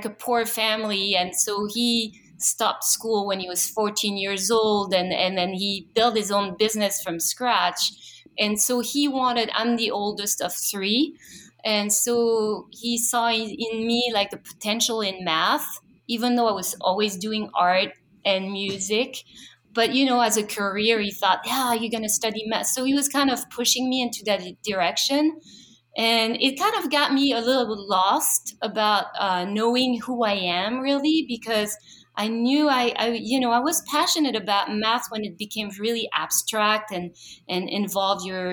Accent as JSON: {"language": "English", "town": "Paris", "region": "Île-de-France", "country": "France", "tie": "born or raised there", "moved": "yes", "said": "I was born and raised in Paris."}